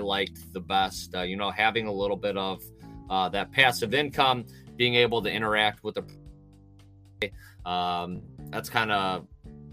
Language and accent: English; Ohio, United States; I'm from Ohio in the U.S.